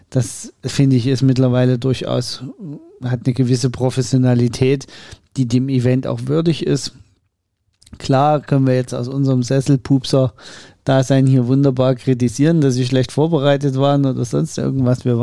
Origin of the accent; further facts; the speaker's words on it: Germany; wir immer so rot verwöhnt sind als Deutsche